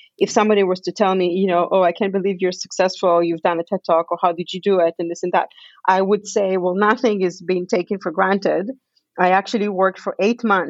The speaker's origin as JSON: {"language": "English", "country": "Israel", "tie": "born or raised there", "also_born_or_lived": "Canada / Victoria, Canada", "moved": "as an adult", "lives_now": "Vancouver, Canada", "said": "I grew up in Israel. I was born in Canada, but I grew up in Israel."}